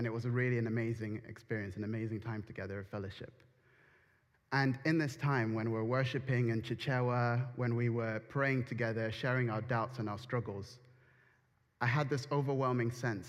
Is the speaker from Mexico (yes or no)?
no; United Kingdom; And then I felt that saying I'm British couldn't really fully encapsulate my identity